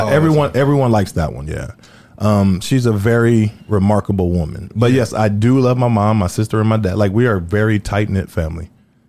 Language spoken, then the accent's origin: English; Los Angeles, California, United States; moved away as an adult; also born or lived in Denver; now in Indiana, United States; I'm from L.A.